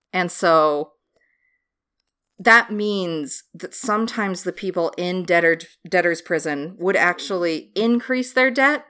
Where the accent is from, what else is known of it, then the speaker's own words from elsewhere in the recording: United States; American trash